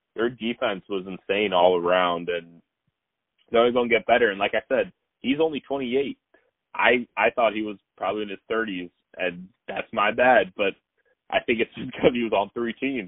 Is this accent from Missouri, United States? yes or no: yes; Missouri, United States; I'm from Missouri